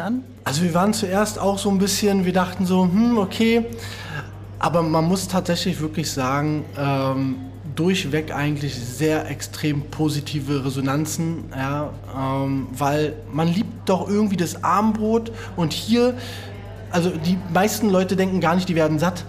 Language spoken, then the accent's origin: German; Berlin, Germany; ich komme aus Reinickendorf, hm? Reinickendorf-Wedding.